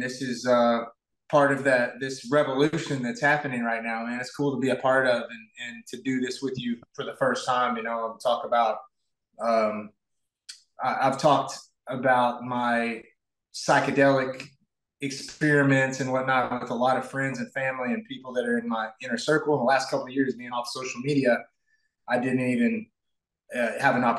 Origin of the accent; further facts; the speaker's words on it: Northeast Arkansas, United States; moved away as an adult; I grew up in a really small town in Arkansas, Northeast Arkansas